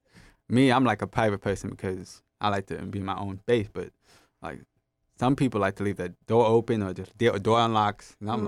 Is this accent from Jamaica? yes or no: yes; Jamaica; So he was hard to hear, just like me, and we're both Jamaican.